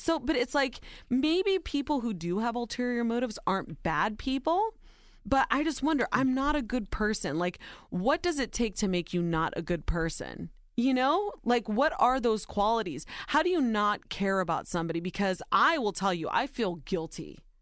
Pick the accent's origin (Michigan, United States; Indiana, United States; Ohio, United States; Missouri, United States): Ohio, United States; born or raised there